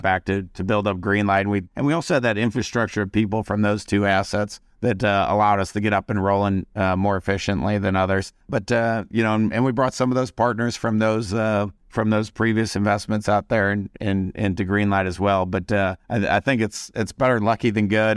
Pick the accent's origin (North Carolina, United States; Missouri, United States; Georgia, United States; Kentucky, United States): Missouri, United States; St. Louis; also born or lived in Las Vegas / California; now in Kansas City, United States; we came back to the Midwest where, uh, we were born and raised in Saint Louis, and both live in Kansas City now